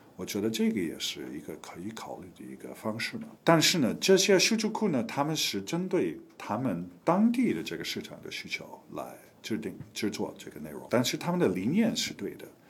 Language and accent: Chinese; United States; Chinese is a second language; moved away as an adult; also born or lived in Taiwan / Los Angeles / Hong Kong; now in China; 我本人也是美国人，我是美国出生长大的，呃，我是七七年到七九年，我在台湾待了两年时间，学会中文